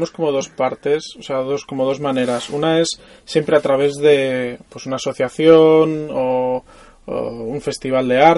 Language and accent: Spanish; Tolosa, Basque Country, Spain; moved away as an adult; also born or lived in Barcelona